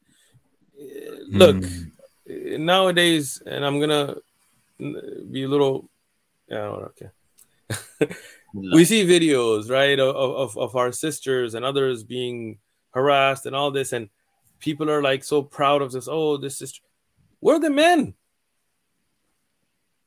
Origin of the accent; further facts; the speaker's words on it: San Diego, California, United States; I'm here in San Diego. I'm raised in San Diego. I'm from San Diego